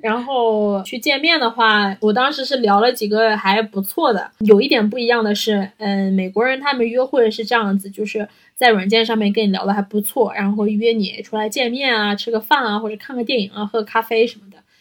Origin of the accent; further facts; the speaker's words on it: Northeast China, China; accent: Northeastern Mandarin (东北话); 我们东北话要得劲儿